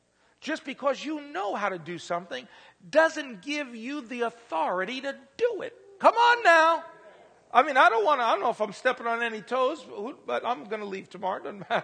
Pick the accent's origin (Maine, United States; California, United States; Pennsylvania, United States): Pennsylvania, United States; now in Indiana, United States; I'm really a stranger. I'm not from Indiana because I come from Pennsylvania.